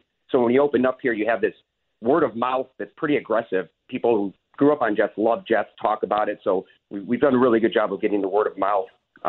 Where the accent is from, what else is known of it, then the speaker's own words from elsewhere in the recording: Chicago, Illinois, United States; I'm from Chicago